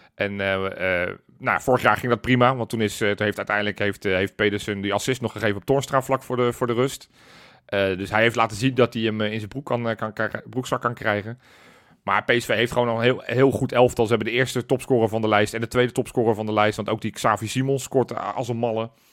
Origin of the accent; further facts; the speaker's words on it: Netherlands; wij zijn Nederlanders